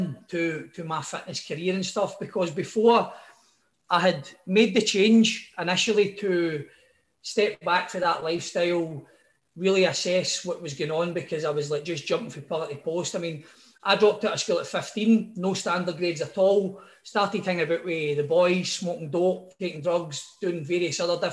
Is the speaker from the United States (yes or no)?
no; Scotland, United Kingdom; I came from Cowinnan in the Blacklands, so a lot of the folk that I hung about with were in very similar situations